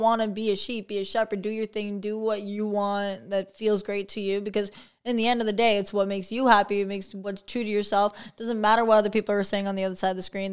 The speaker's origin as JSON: {"language": "English", "town": "St. Catharines", "region": "Ontario", "country": "Canada", "tie": "born or raised there", "said": "born and raised in Saint Catharines, actually."}